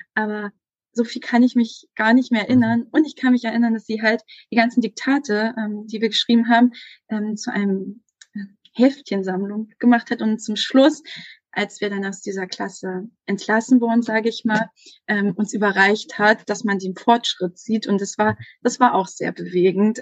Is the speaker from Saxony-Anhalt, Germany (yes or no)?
yes; Saxony-Anhalt, Germany; moved away; ich komme ursprünglich aus Sachsen-Anhalt und bin dann an eine Sekundarschule gegangen